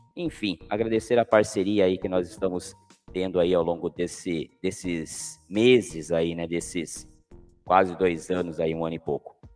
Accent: Cananéia, São Paulo, Brazil; eu sou de Cananéia

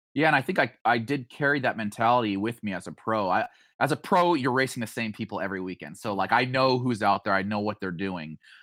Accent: Boise, Idaho, United States; now in Springfield, United States; growing up in Idaho

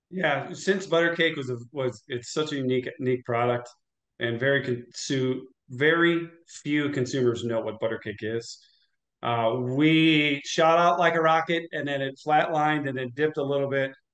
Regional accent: Illinois, United States; also born or lived in St. Louis, Missouri; lived in Illinois, went to high school in Illinois

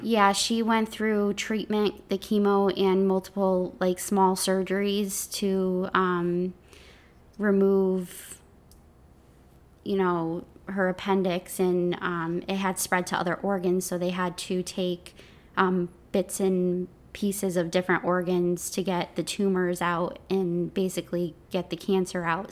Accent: Connecticut, United States; I'm from Connecticut

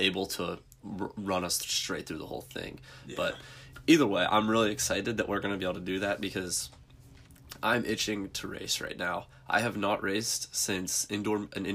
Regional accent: Pennsylvania, United States; we're from Pennsylvania, so our athletic association in Pennsylvania is the PIAA

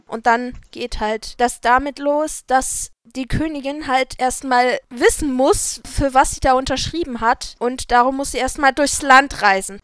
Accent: near the Harz, Harz area, Germany; wir ja den Harz hier um die Ecke haben, von da, wo ich groß geworden bin

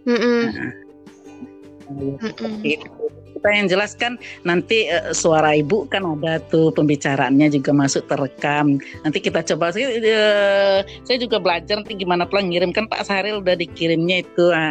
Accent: Padang, West Sumatra, Indonesia; Nah, kita dari Padang Sumatera Barat.

